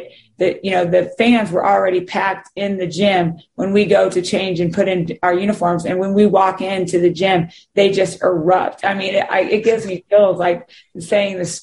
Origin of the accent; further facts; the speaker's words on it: Kansas, United States; growing up in Kansas and playing there